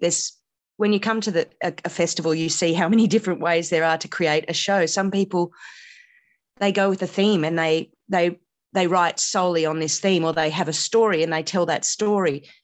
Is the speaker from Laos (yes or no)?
no; Canberra, Australian Capital Territory, Australia; also born or lived in India / Sydney; nine years, um, and then we moved to Australia after that, and I moved to Canberra. So, I see Canberra, I suppose, as my hometown